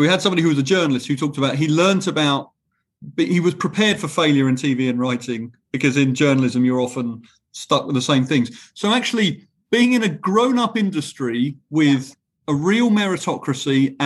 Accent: United Kingdom; as a British person

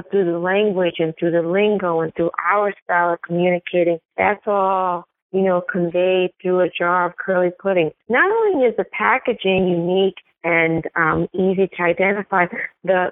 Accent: New York City, New York, United States; also born or lived in Brooklyn; as two girls growing up in New York City, we grew up in Queens. We eventually moved to Brooklyn

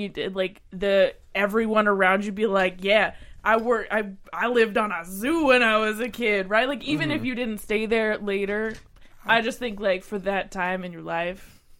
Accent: Three Hills, Alberta, Canada; So I grew up just outside of Three Hills, Alberta, outside of Three Hills.

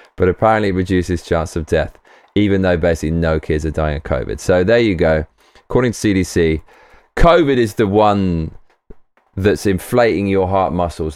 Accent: United Kingdom; As a Brit

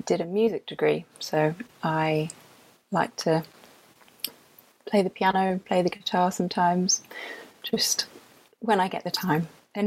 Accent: London, United Kingdom; now in Yorkshire, United Kingdom; this is not a Yorkshire accent. I am from London

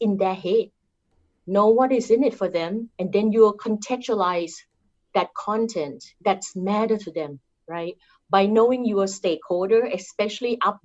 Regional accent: Thailand; accent: Thai; English is a second language; moved away; I'm Thai. I cannot change my accent to be Caucasian accent or European accent.

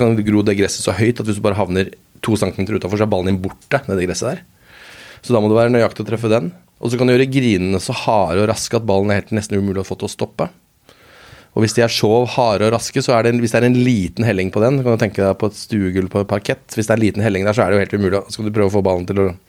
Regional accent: Lommedalen, Akershus, Norway; jeg er fra, jeg er fra Lommedalen

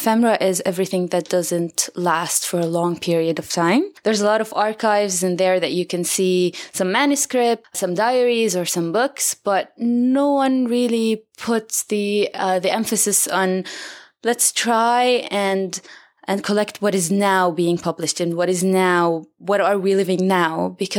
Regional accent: Jerusalem, Jerusalem District, Israel; I'm from Jerusalem, from Beit Safafa.

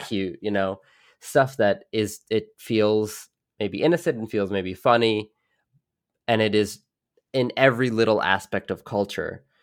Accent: New York City, New York, United States; I grew up in New York City, not, like, middle of the skyscrapers

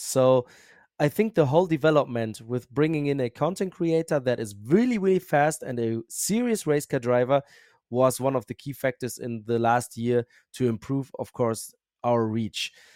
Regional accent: Bochum, North Rhine-Westphalia, Germany; accent: German; English is a second language; I'm from Germany

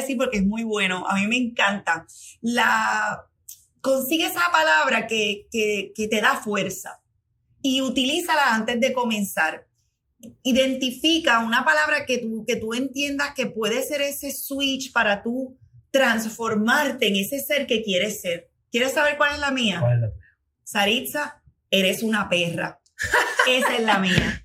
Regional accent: Puerto Rico; como buena puertorriqueña

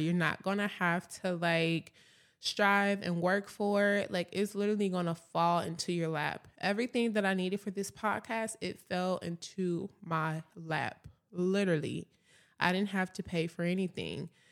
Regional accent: Atlanta, Georgia, United States; now in Dallas, United States; I'm originally from Atlanta, Georgia

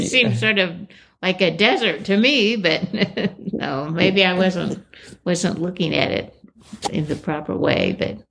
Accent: Illinois, United States; now in Wisconsin, United States; I grew up on Route 66 in Illinois.

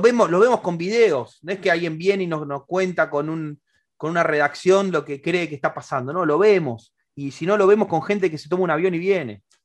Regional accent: Argentina

